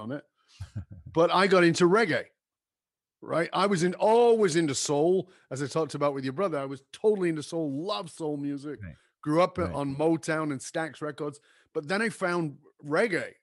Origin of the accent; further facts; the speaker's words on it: Manchester, North West England, United Kingdom; moved away; I was born in Northern England in a in a in a in a ghetto area